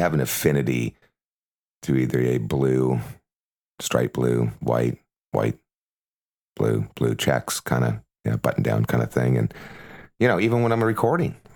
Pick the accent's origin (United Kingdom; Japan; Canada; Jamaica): Canada; now in United States; I'm a Canadian